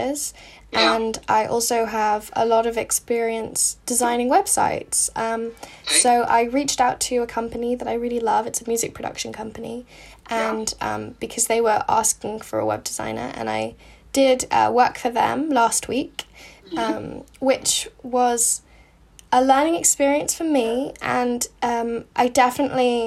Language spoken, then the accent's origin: English; United States; I'm American